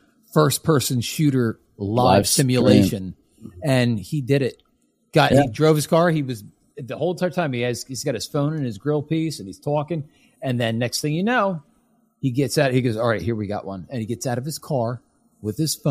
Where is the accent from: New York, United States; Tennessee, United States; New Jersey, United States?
New Jersey, United States; Marlton; born or raised there; also born or lived in Trenton, New Jersey